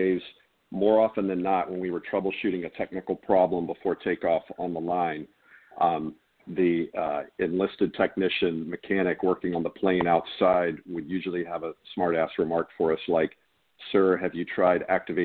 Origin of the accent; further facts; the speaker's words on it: Charleston, South Carolina, United States; also born or lived in Concord, New Hampshire; I grew up here in Charleston.